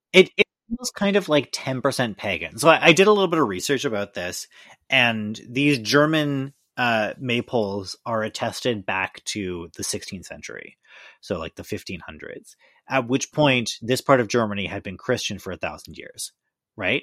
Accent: Victoria, British Columbia, Canada; moved away; in beautiful British Columbia in my hometown, Victoria

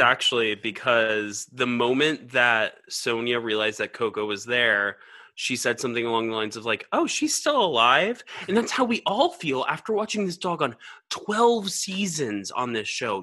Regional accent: Georgia, United States; moved away; also born or lived in New York; I'm from Georgia

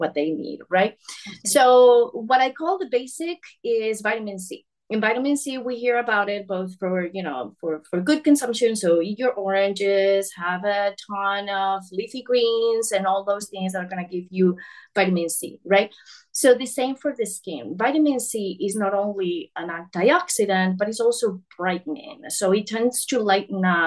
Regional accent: Spain; moved away; I'm from Spain originally

